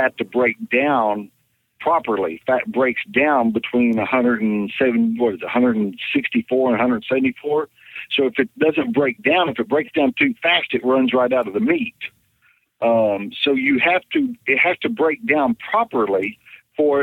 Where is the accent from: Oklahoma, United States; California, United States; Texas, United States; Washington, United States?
Oklahoma, United States; Chandler; here in my hometown, Chandler, Oklahoma